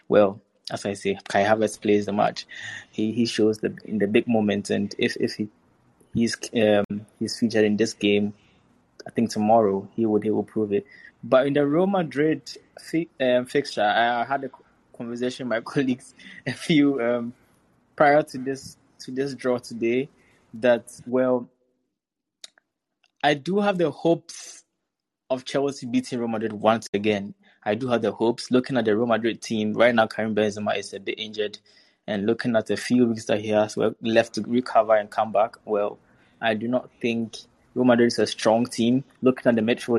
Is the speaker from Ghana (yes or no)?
yes; Ghana; As a Ghanaian